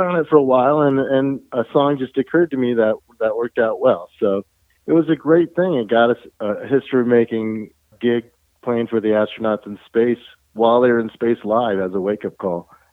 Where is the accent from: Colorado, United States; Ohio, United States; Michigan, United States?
Colorado, United States; we're from Colorado